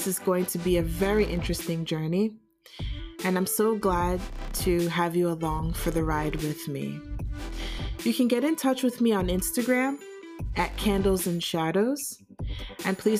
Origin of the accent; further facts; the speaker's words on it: United States; moved away as an adult; also born or lived in New York City; now in Germany; I am a Nigerian American born and raised in the United States